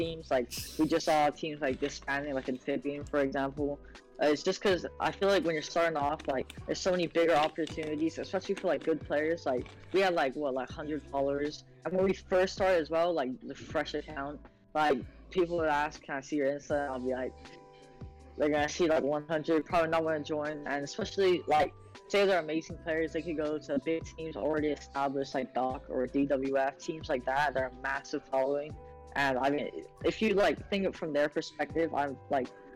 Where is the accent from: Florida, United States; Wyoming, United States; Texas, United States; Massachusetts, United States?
Florida, United States; I'm 15, from Florida